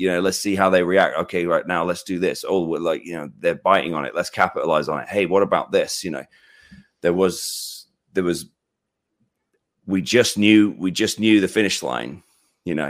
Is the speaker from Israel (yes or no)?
no; United Kingdom; I'm British